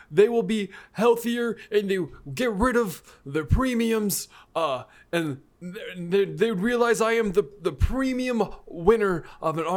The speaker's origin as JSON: {"language": "English", "region": "Illinois", "country": "United States", "tie": "born or raised there", "said": "Hey, look, here's my birth certificate. I am from Illinois."}